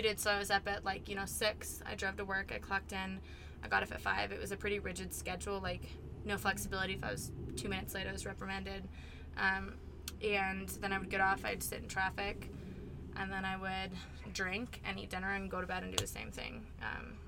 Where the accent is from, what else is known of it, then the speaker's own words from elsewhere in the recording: Beaverton, Oregon, United States; moved away as an adult; I'm from Beaverton, Oregon. It's a suburb outside of Portland